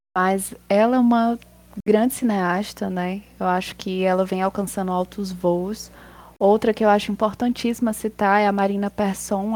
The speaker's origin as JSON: {"language": "Portuguese", "town": "Potengi", "region": "Ceará", "country": "Brazil", "tie": "born or raised there", "said": "eu comecei com um grupo de teatro na minha cidade, eu sou de Potengi. Eu tinha 9 anos"}